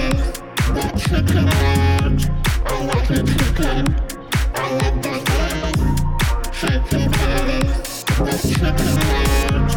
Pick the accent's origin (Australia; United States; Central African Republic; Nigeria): Australia; accent: Aussie; I'll finally get out of my Aussie accent.